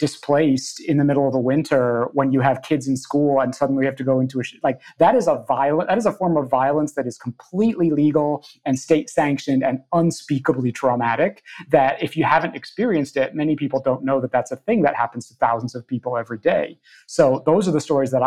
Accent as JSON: {"language": "English", "town": "Hudson", "region": "New York", "country": "United States", "tie": "born or raised there", "moved": "yes", "said": "what was happening in my hometown"}